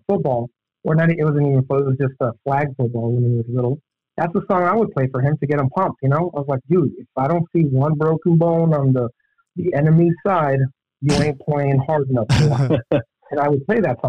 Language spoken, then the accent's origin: English; El Paso, Texas, United States; I'm from El Paso. It's like, 80% Hispanic.